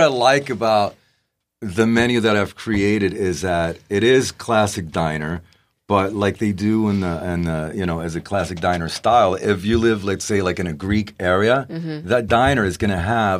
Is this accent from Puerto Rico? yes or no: yes; Puerto Rico; also born or lived in Bronx, United States; now in San Diego, United States; And at two or three, we moved to Puerto Rico, where my father and my mother's from.